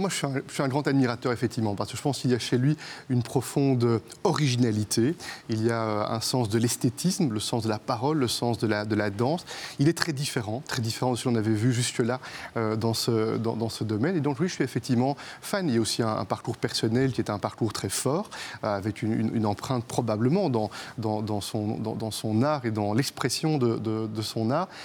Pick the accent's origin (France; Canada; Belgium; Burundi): Belgium; comme premier ministre belge